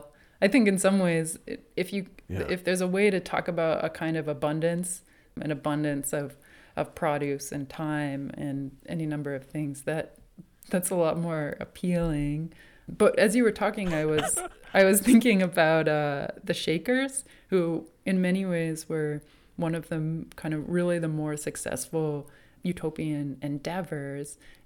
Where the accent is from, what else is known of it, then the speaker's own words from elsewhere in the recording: New England, United States; But I'm from New England. And I think Boston was always the kind of big city to me growing up.